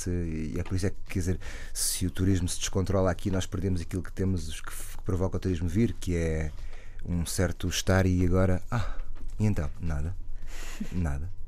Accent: Lisbon, Portugal; Sou, sou, alfacinha.

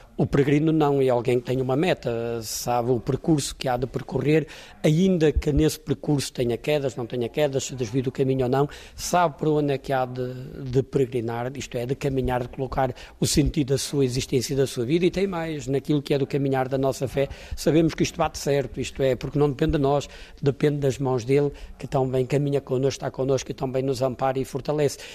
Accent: Póvoa de Varzim, Porto District, Portugal; a minha naturalidade sou de São Pedro Ratos, povo de Verzinho, povo de Verzinho é da Diocese do, de Braga, mas do distrito até do distrito do Porto

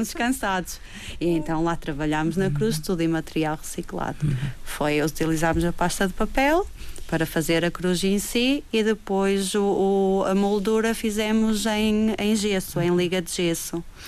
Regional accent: Madeira, Portugal; nós como madeirenses

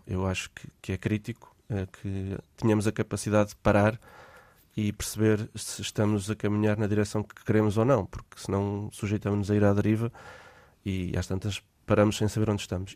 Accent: Portugal; also born or lived in Lisbon / Australia; sendo português

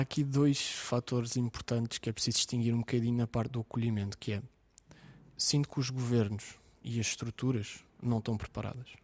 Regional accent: Ukraine; now in Portugal; como ucraniano

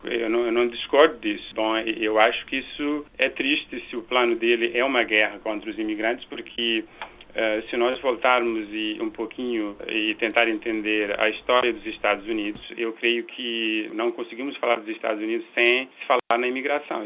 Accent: Praia, Santiago, Cape Verde; moved away as an adult; also born or lived in Brazil; now in United States; nasci em Cabo Verde, numa ilha pobre, de uma família pobre. Nasci na capital, na cidade da Praia, e mudei para o Brasil quando completei 18 anos

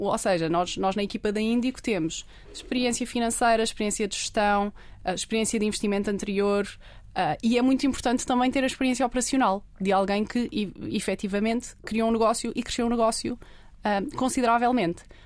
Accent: Portugal; somos portugueses, pá, não estudamos no

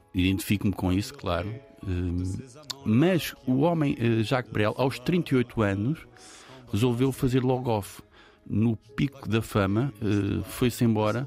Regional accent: São Miguel, Azores, Portugal; quando cresci em São Miguel, que é uma ilha no contexto açoriano

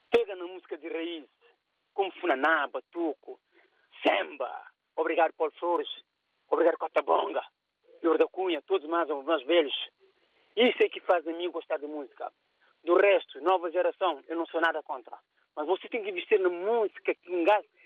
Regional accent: Cape Verde; eu sou cabo-verdiano

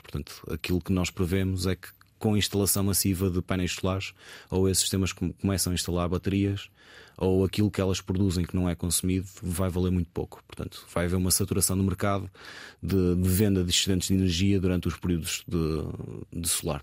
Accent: Póvoa de Varzim, Norte, Portugal; moved away as an adult; now in Lisbon, Portugal; sou natural da Povo de Varzim, estou a viver em, em Lisboa uh, já há 15 anos, desde que entrei, fiz os meus 18 anos

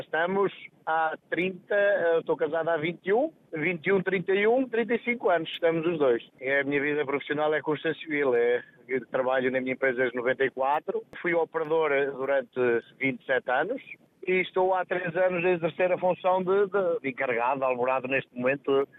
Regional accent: Montalegre, Norte, Portugal; also born or lived in Braga; Monte Alegre, eu sou de Monte Alegre.

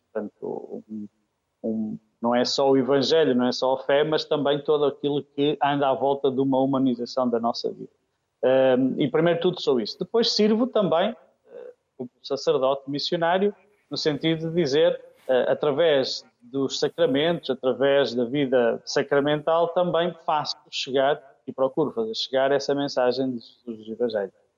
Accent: Aveiro District, Norte, Portugal; moved away as an adult; also born or lived in Kenya; Eu sou natural de Oliveira das Mães, do Distrito de Aveiro, mas Diocese do Porto.

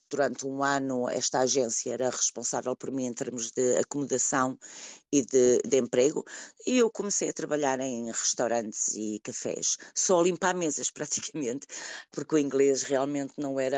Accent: Lisbon, Portugal; first language Portuguese; moved away as an adult; also born or lived in London, United Kingdom; now in Ashford, United Kingdom; Quando cheguei aqui, estava muito frio, era outubro, vinha de Lisboa

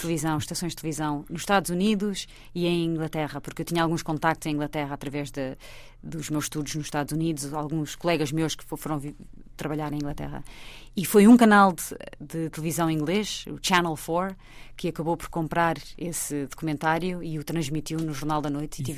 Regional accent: Portugal; moved away as an adult; also born or lived in New York; sou portuguesa

